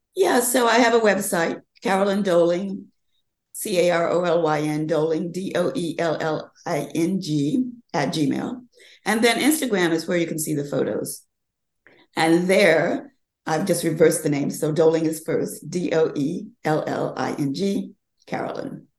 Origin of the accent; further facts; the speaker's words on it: the South, United States; I grew up learning in the South about how you you do classic designs